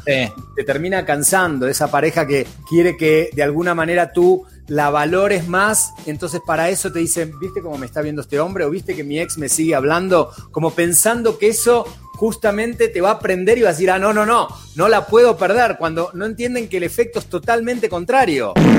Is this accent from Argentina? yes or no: yes; Argentina; accent: Argentine